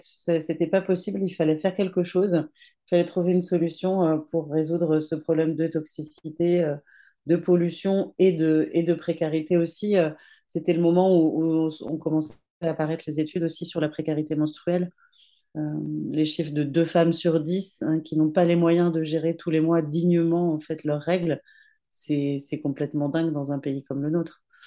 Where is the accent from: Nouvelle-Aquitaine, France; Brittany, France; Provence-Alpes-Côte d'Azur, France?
Brittany, France; je suis une petite bretonne